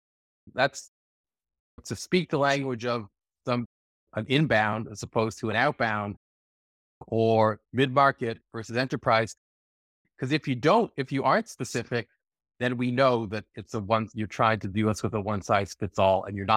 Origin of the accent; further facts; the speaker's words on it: Canada; I'm actually Canadian and my dad's from Manchester.